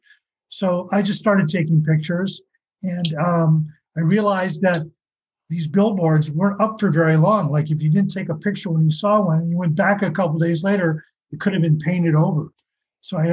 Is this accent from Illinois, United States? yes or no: no; West Hollywood, California, United States; I grew up sort of in the West Hollywood neighborhood